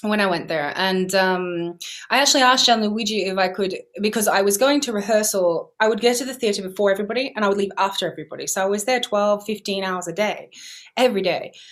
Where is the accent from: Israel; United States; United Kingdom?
United Kingdom; England; born there; I was born in England, yeah, and I'd also gone over to Italy a few years before to learn Italian